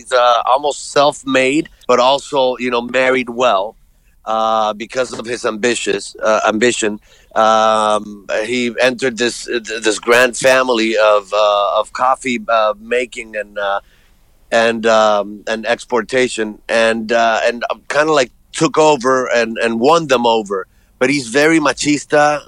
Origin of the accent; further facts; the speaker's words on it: Puerto Rico; moved away as an adult; also born or lived in Colombia; now in United States; I was born and raised in Puerto Rico, been in the States for 32 years